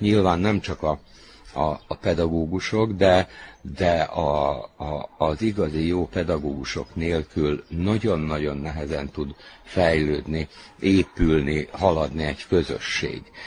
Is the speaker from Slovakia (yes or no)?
no; Čoka, Vojvodina, Serbia; also born or lived in Novi Kneževac; Itt töltöttem a, a gyerekkorom nagy részét, ugye az általános iskolát, itt fejeztem be